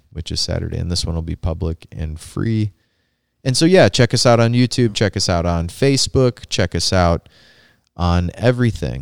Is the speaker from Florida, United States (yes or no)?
no; Rust Belt, Indiana, United States; growing up in the Rust Belt